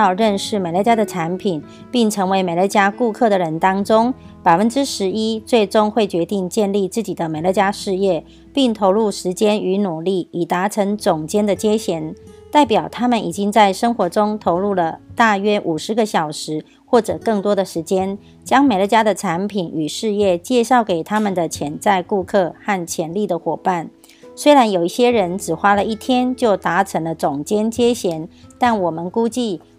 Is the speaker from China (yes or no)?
no; Miaoli, Miaoli County, Taiwan; 今天要为大家导读的主题是坚韧不摧的事业模式。